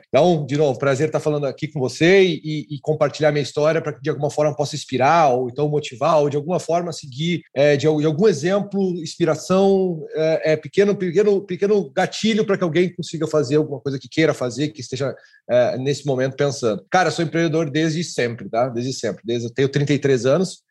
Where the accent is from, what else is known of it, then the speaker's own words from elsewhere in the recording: Santa Maria, Rio Grande do Sul, Brazil; Universidade Federal em Santa Maria, lá da minha cidade